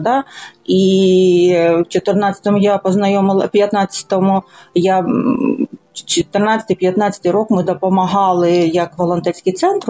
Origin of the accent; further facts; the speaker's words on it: Lysychansk, Luhansk Oblast, Ukraine; moved away as an adult; also born or lived in Donetsk; Я все життя жила в Лисичанську, ну тільки ті роки, коли навчалася в Донецьку